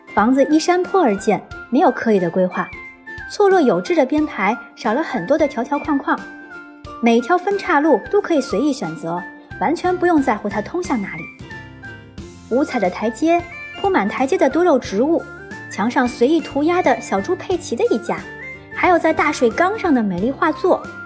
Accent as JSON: {"language": "Chinese", "region": "Beijing", "country": "China", "said": "我这个北京人"}